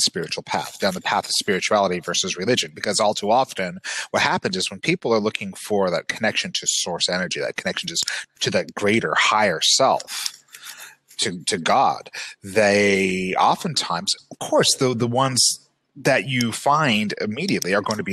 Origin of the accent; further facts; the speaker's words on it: Utah, United States; growing up in Utah, where Mormonism is the dominant religion and continues to play a very oversized role in people's lives and in life here